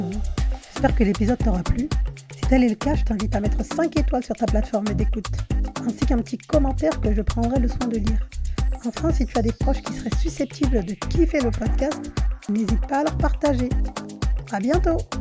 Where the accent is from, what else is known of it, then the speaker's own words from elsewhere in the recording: Senegal; on est fiers de toi en tant que Sénégalais